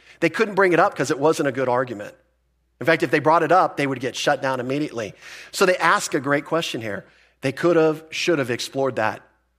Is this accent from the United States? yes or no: no; Philippines; born there; Some of you know that I was born in the Philippines.